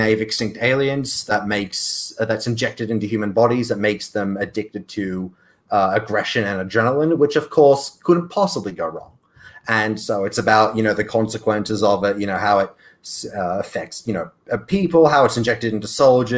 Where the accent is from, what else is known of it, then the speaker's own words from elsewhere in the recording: Australia; as an Australian